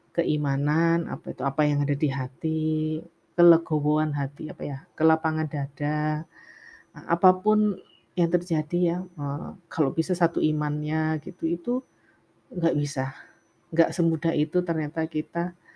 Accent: Java, Indonesia; saya juga wong Jawa

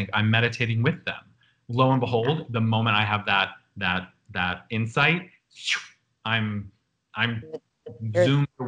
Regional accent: Buffalo, New York, United States; as a little queer kid growing up in Buffalo

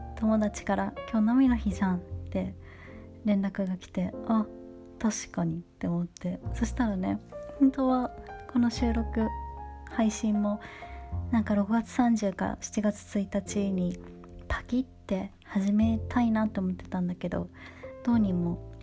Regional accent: Tokyo, Japan; moved away as an adult; now in London, United Kingdom; 東京で生まれ育った私が

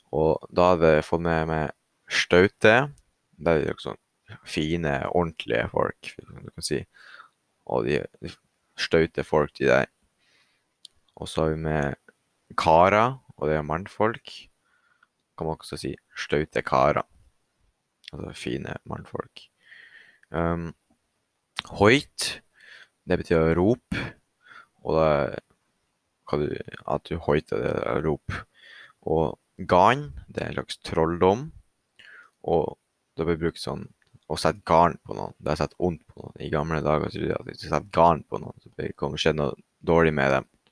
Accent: Saltdal, Nordland, Norway; accent: Saltdal dialect

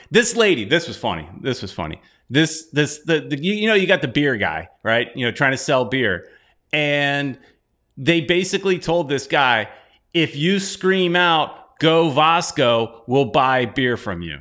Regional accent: United States; I'm American

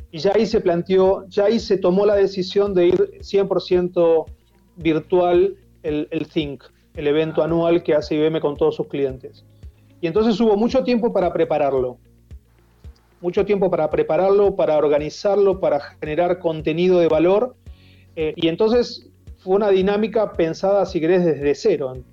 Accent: Tigre, Buenos Aires Province, Argentina; born there; A ver, yo nací en Tigre, iba al Club San Fernando, lo mío era salir al río, yo salía a remar al río.

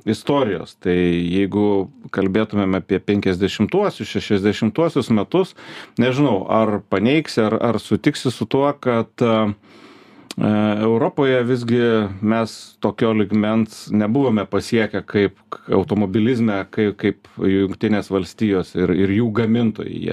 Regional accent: Lithuania

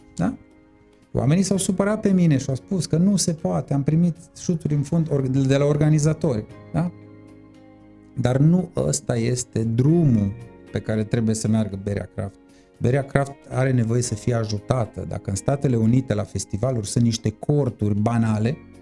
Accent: Târgu Mureș, Mureș County, Romania; ești mândru să spui, uite, sunt din Târgu Mureș

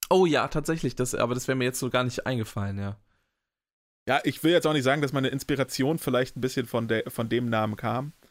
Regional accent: Hohenfelde, Germany; in einem Dorf, wo ich aufgewachsen bin, es hat so 800 Einwohner, Hohenfelde.

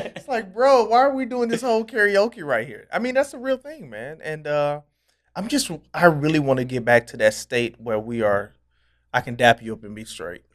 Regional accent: Nashville, Tennessee, United States

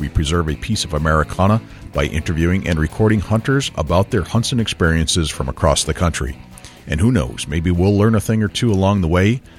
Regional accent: New Hampshire, United States; Turns out Craig actually lives in my home state of New Hampshire

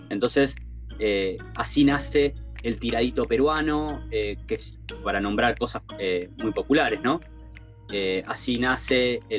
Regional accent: Argentina; porque obviamente, viste que nosotros estamos acostumbrados como argentinos también a, comer un poco

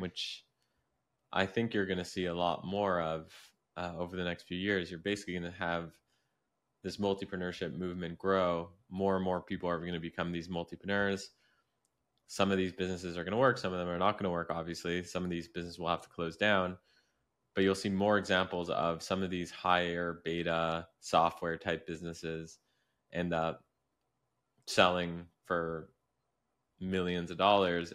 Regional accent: Canada; I grew up in Canada, which isn't exactly, like, New York City

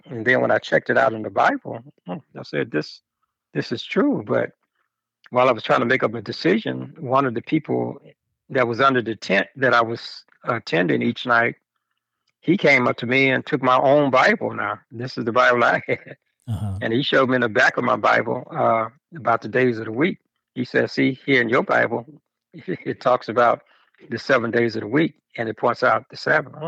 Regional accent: Chicago, Illinois, United States; growing up in Chicago

